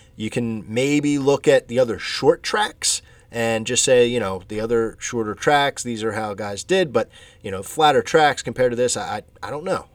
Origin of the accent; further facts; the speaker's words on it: Philadelphia, Pennsylvania, United States; This is my neck of the woods. I'm from the Philadelphia area.